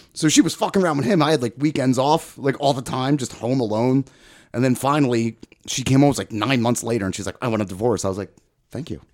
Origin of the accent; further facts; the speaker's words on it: outside of Philly, Pennsylvania, United States; behind the shopping center where I grew up and outside of Philly